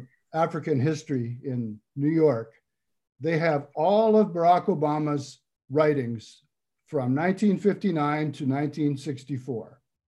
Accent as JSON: {"language": "English", "country": "Canada", "tie": "born or raised there", "moved": "as an adult", "lives_now": "United States", "said": "I've been here continuously since 1977. When I grew up in Canada"}